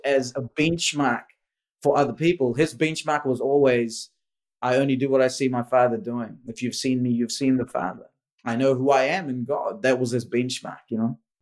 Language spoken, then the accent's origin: English; India; moved away; I was born in India.